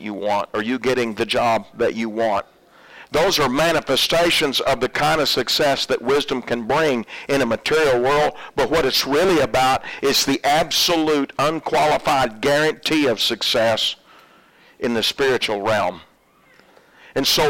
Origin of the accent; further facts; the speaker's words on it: Oklahoma, United States; moved away; I'm originally from Oklahoma